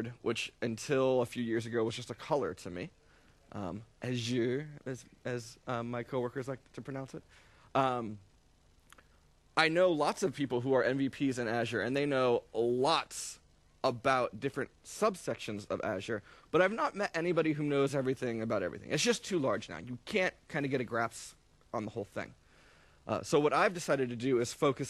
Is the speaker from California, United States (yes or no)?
no; New York City, New York, United States; I'm from New York City